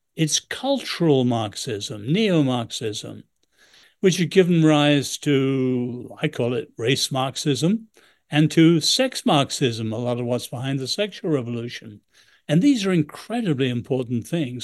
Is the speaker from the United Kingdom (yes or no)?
yes; England, United Kingdom; now in United States; I'm a great admirer of this country, I'm still English